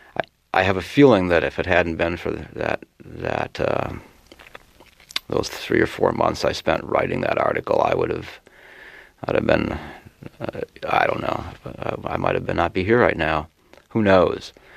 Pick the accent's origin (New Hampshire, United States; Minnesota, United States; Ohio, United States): Minnesota, United States; Worthington; I grew up in a little town called Worthington, Minnesota, population 10,000